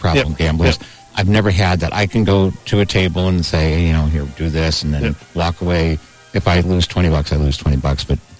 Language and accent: English; Boston, Massachusetts, United States; now in Foxborough area, United States; when I grew up in West Roxbury.